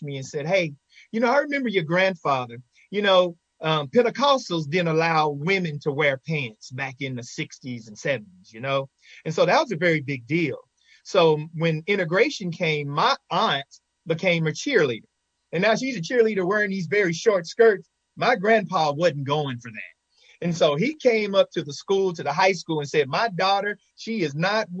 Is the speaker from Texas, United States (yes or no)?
yes; Henderson, Texas, United States; My hometown, Henderson, Texas, is a very rich town.